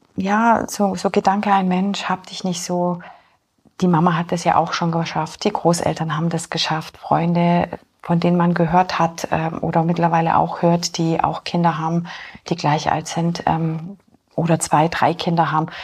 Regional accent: Augsburg, Bavaria, Germany; moved away as an adult; also born or lived in Poland / Munich / Fürstenfeldbruck; now in Holzkirchen, Germany; Ich bin ursprünglich in Polen geboren, bin dann mit vier Jahren nach Deutschland gekommen. Meine Wurzeln sind in Augsburg. Also ich bin in Augsburg bin ich dann aufgewachsen auf dem Land

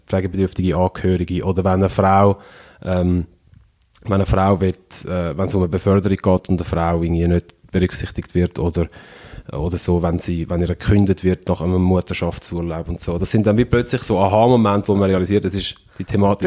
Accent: Switzerland; ich bin in der Schweiz aufgewachsen

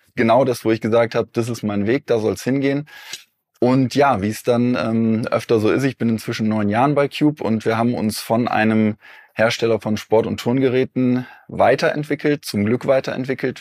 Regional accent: Eifel, Germany; moved away; also born or lived in Cologne; ich komme ursprünglich aus der Eifel.

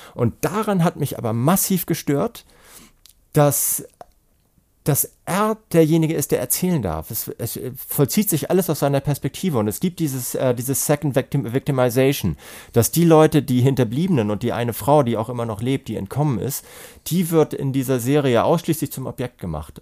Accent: Hamburg, Germany; ich bin ja Hamburger

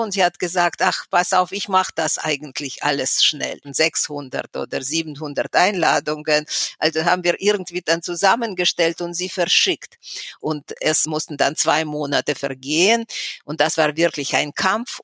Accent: Moscow, Russia; German is a second language; moved away as an adult; now in Weimar, Germany; ich bin in Moskau geboren. Ich habe dort mein ganzes Leben verbracht

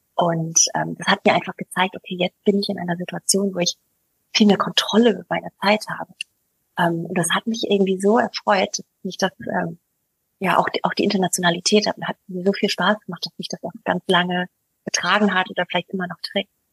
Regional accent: United States; now in Germany; ich bin ja Amerikanerin, ich komme ja aus einer sehr recht bunten Familie, einer sehr internationalen Familie

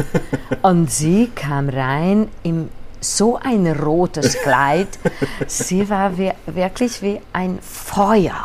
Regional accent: Budapest, Hungary; German is a second language; also born or lived in Vienna; Ich bin eine gebürtige Budapester, äh, Budapesterin

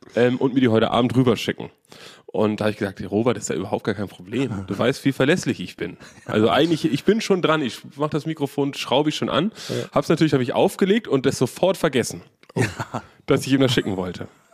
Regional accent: Germany; Ich bin aus Deutschland

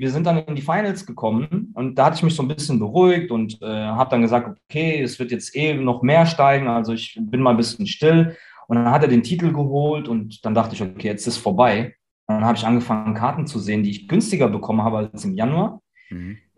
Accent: Germany; born there; ich bin hier geboren in Deutschland und ähm, mir fehlt es einfach hier.

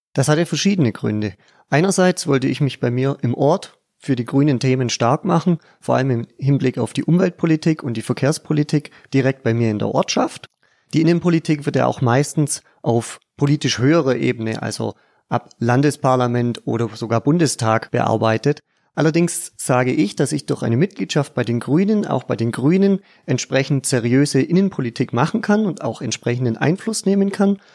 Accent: Pfaffenhofen an der Roth, Bavaria, Germany; Ich komme aus Pfaffenhofen im Landkreis Neu-Ulm

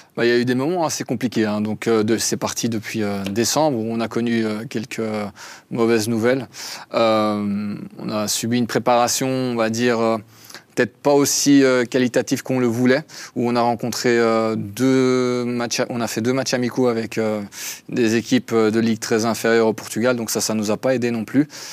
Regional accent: Belgium; now in Lausanne, Switzerland; je suis belge à la base, donc belgo-arménien

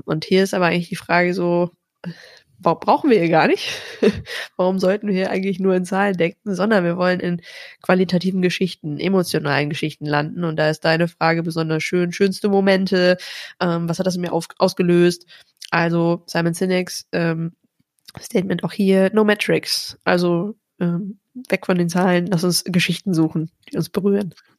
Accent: North Rhine-Westphalia, Germany; ich komme aus Ostwestfalen, da hat man nicht so viel gelobt

